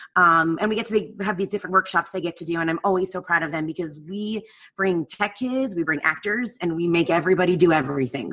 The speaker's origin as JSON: {"language": "English", "region": "New Jersey", "country": "United States", "tie": "born or raised there", "moved": "yes", "said": "I grew up in New Jersey. I grew up an hour outside of New York."}